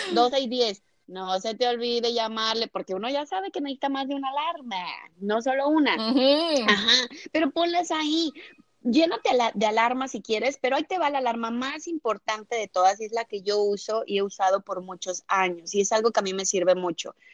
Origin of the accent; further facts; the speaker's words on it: Mexico; also born or lived in Brazil / United States; now in Miami, United States; yo soy mexicana, eh, soy mexicana